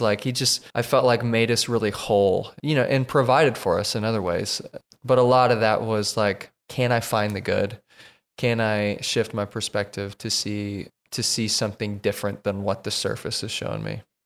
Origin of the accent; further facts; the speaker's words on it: Oklahoma, United States; moved away as an adult; now in Tennessee, United States; we are from Oklahoma.